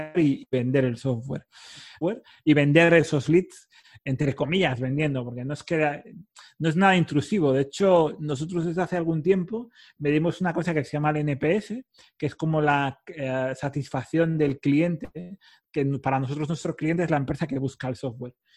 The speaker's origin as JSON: {"language": "Spanish", "region": "Cantabria", "country": "Spain", "said": "parte del equipo en Cantabria o distribuida, de donde soy yo"}